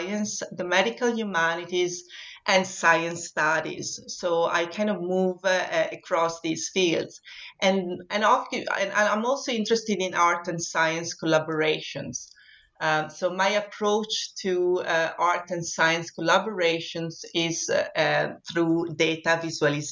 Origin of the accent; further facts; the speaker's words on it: Vittorio Veneto, Veneto, Italy; moved away as an adult; also born or lived in Venice; now in Scotland, United Kingdom; born in Vittorio Veneto, which is a very small town in the northeast of Italy